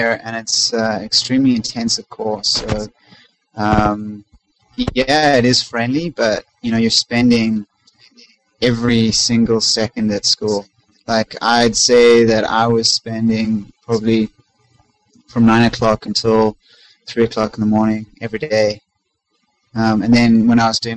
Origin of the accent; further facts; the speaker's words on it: South Africa; moved away; I'm originally from South Africa.